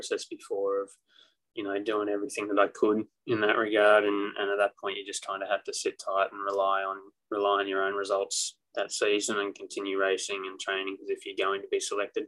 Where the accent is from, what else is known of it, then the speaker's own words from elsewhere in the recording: Australia; now in United States; I'm Aussie through and through.